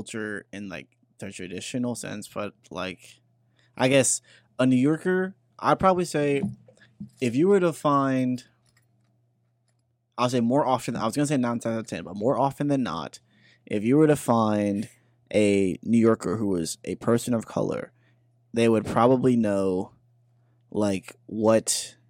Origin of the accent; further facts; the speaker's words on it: Guyana; Guyanese. Sorry, my accent. I can't really do it.